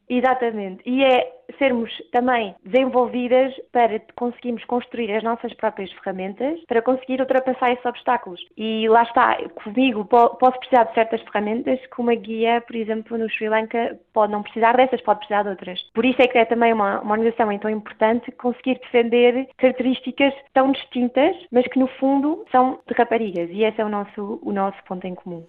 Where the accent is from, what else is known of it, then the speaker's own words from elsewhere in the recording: Portugal; also born or lived in England; now in United Kingdom; como portuguesa jovem no estrangeiro